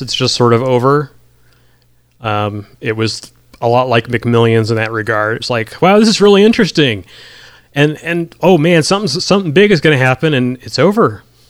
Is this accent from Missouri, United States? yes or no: yes; St. Louis, Missouri, United States; now in Kansas City, United States; I grew up in St. Louis